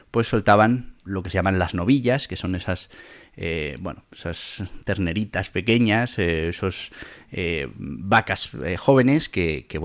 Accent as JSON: {"language": "Spanish", "town": "Caparroso", "region": "Navarre", "country": "Spain", "tie": "born or raised there", "said": "A ver, en Navarra hay muchísima afición a los toros, a las vaquillas, a los encierros y bueno, pues mi pueblo Caparroso no es menos"}